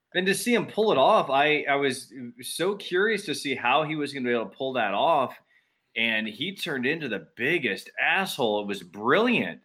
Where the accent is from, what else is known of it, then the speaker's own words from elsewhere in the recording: West Palm Beach, Florida, United States; also born or lived in Tampa; I packed everything up and I had moved to Tampa from West Palm